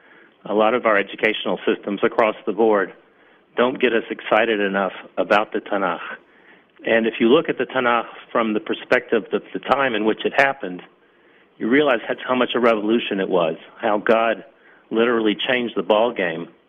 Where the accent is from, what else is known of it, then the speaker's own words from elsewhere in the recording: Atlanta, Georgia, United States; moved away as an adult; now in Israel; I came from Atlanta, Georgia. I didn't come from the New York area.